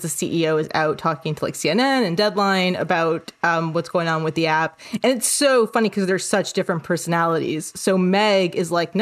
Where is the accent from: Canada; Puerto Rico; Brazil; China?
Canada; moved away as an adult; also born or lived in New York City; I'm Canadian and I have Canadian healthcare insurance